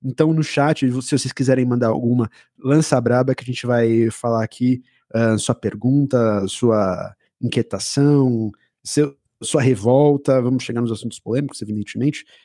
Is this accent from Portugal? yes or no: no; Maceió, Alagoas, Brazil; eu também sou nordestino, eu sou de Alagoas, Maceió, ali do lado.